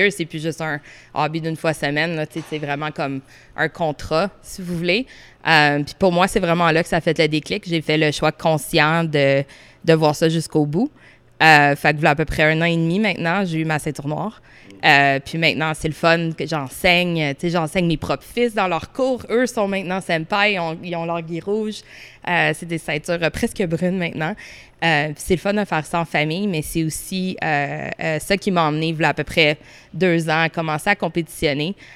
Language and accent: French; Ottawa, Ontario, Canada; Je viens de Ottawa, de Orléans.